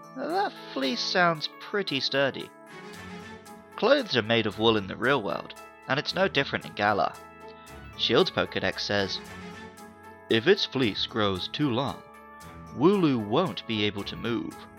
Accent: Somerset, South West England, United Kingdom; moved away as an adult; also born or lived in Surrey; Although I was born in Surrey, near London, from the age of five until my mid 20s, I grew up in Somerset

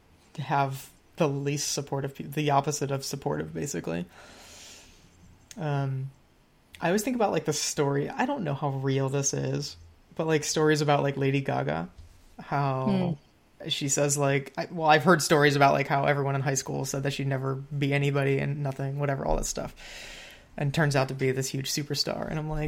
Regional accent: Midwest, United States; we're from the Midwest, different sides of the Midwest

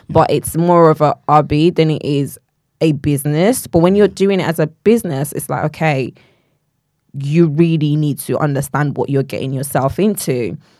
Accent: Nigeria; moved away; I grew up in Nigeria

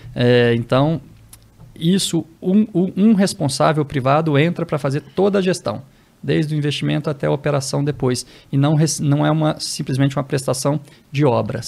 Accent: Belo Horizonte, Minas Gerais, Brazil; now in Brasília, Brazil; sou natural de Belo Horizonte

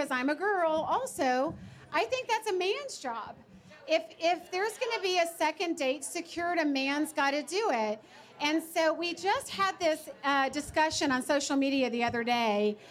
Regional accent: Georgia, United States; I'm from Georgia

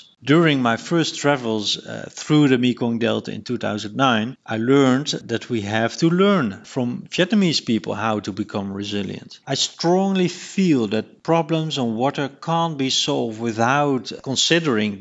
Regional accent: Rotterdam, South Holland, Netherlands; my hometown Rotterdam

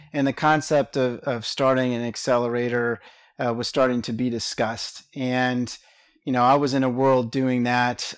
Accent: Richmond, Virginia, United States; moved away as an adult; now in Atlanta, United States; I was born and raised in Richmond, Virginia

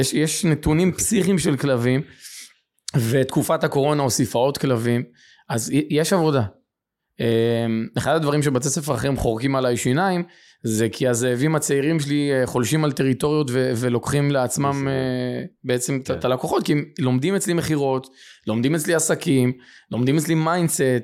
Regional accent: Beit Shemesh, Jerusalem District, Israel; גדלתי בשכונת עוני ופשע. אה, מה שנקרא יכולתי ברמת לח"י בבית שמש

